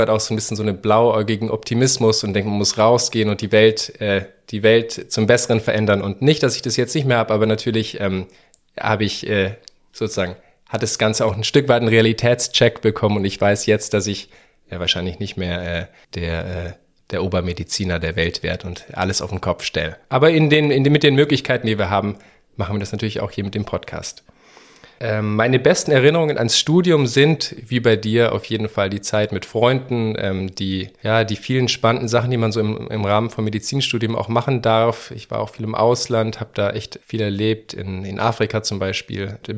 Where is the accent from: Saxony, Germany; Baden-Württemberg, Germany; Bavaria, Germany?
Bavaria, Germany; Munich; äh, und ich bin äh, 33, äh, bald 34 Jahre alt. Äh, ich komme aus München.